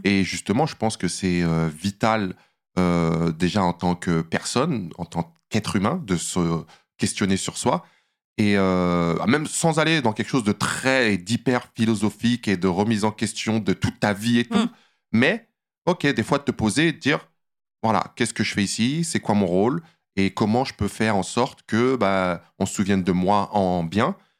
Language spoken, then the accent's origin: French; Saint-Cyr-l'École, Île-de-France, France; moved away as an adult; now in Los Angeles, United States; je viens d'une petite cité HLM en banlieue parisienne, dans les Yvelines, Saint-Cyr-l'École, où j'ai grandi